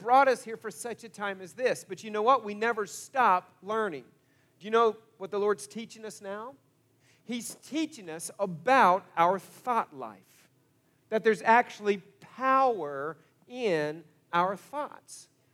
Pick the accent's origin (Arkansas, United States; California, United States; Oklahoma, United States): Oklahoma, United States; Broken Arrow; also born or lived in Coweta, Oklahoma / Topeka, Kansas; I grew up in Broken Arrow